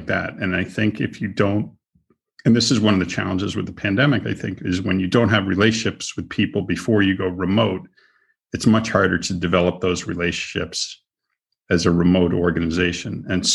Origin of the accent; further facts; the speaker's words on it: Boston, Massachusetts, United States; now in Florida, United States; I'm from Boston